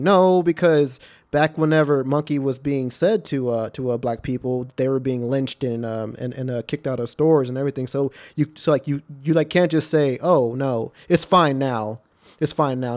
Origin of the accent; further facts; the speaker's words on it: Texas, United States; I'm from Texas where, like, where racism exists.